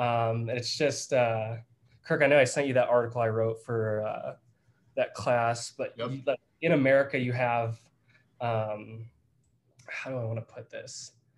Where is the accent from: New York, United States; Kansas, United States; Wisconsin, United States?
Wisconsin, United States; I'm from Wisconsin.